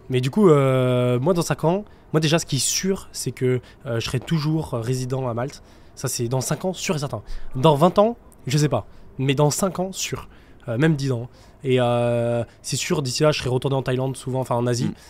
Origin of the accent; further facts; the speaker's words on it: France; moved away; on est français